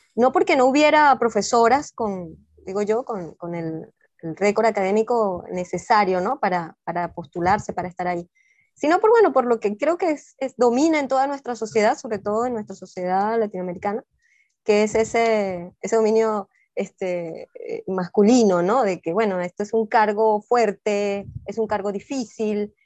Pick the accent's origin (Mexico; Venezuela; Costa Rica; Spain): Venezuela; also born or lived in Peru; Ya uno como venezolano, como estando aquí